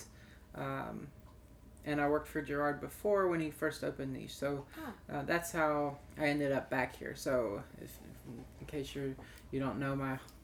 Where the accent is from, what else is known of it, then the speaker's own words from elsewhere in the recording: Asheville, North Carolina, United States; also born or lived in Chicago; now in Nashville, United States; I'm actually from Asheville, North Carolina